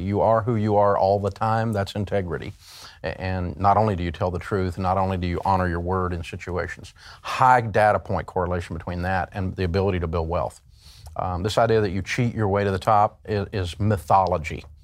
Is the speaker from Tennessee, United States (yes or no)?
yes; Tennessee, United States; I grew up in Tennessee and, uh, we're a hillbilly culture